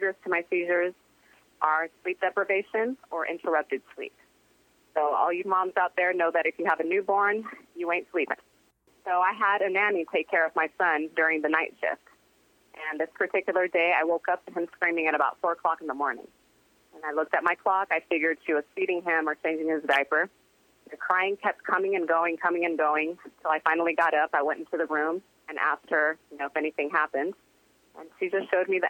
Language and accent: English; United States; also born or lived in Brazil; my mom was born and raised in Brazil, and I was raised in America